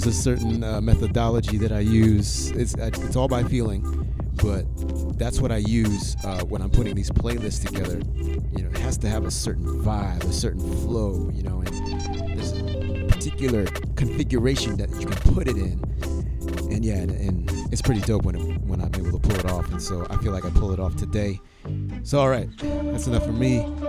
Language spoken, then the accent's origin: English; Houston, Texas, United States; I'm from Houston